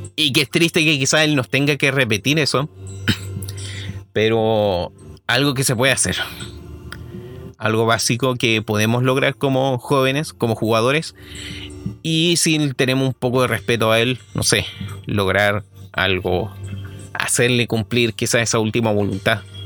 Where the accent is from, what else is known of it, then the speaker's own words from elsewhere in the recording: Chile; soy chileno